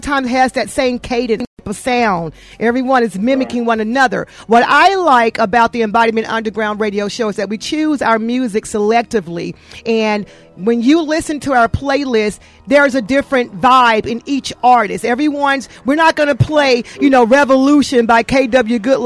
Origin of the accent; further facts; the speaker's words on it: Atlanta, Georgia, United States; I'm a native Atlantan